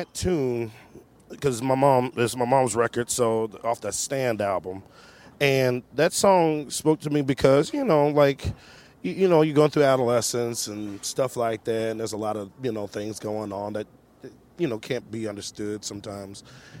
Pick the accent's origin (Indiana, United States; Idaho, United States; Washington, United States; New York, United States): Washington, United States; Seattle; He's like, where are you from? And I said, Seattle.